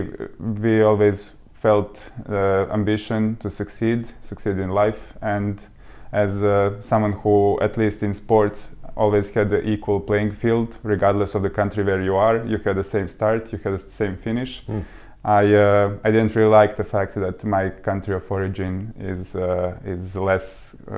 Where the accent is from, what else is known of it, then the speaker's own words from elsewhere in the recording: Serbia; moved away as an adult; now in United Kingdom; So we are both from Serbia originally. So we came to the UK about 5 years ago